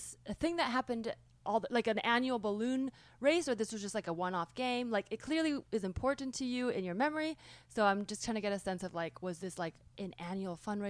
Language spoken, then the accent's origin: English; California, United States; we had GATE in California